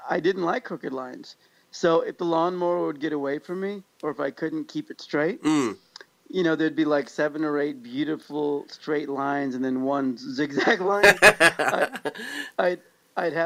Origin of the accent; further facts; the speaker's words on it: Overland Park, Kansas, United States; now in California, United States; I grew up in Overland Park, Kansas, which is a suburb on the Kansas side of the Kansas-Missouri border where Kansas City lies.